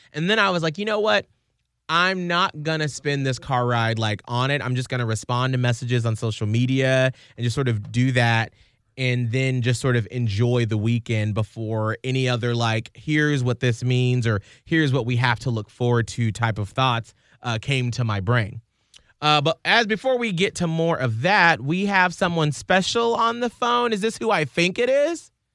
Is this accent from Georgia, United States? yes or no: yes; Atlanta, Georgia, United States; now in Saint Petersburg, United States; I'm from Atlanta